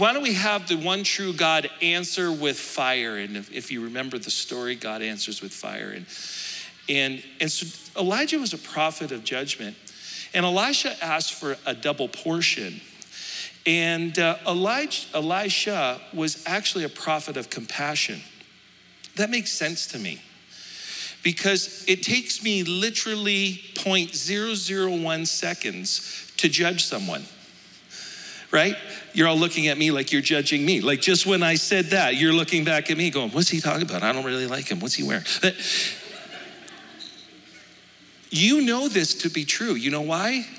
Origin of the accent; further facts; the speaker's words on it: Alberta, Canada; I'm from Alberta.